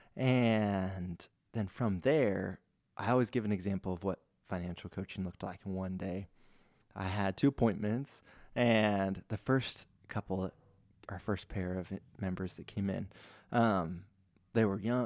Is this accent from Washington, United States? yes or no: yes; Spokane, Washington, United States; also born or lived in Ellensburg, Washington; I grew up in Spokane.